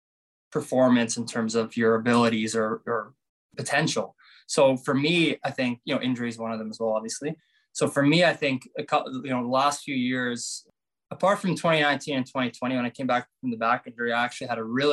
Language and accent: English; Canada; I love coming here to Canada, obviously playing at my home country